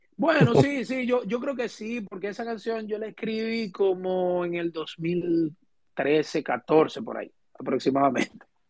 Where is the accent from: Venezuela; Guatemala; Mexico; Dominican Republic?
Dominican Republic; somos dominicanos